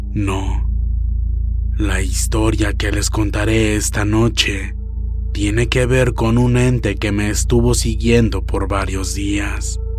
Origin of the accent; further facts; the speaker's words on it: Tijuana, Baja California, Mexico; now in Boston, United States; Yo soy originaria de Tijuana, Baja California, México, pero he vivido en Boston, Massachusetts, desde hace más de 15 años.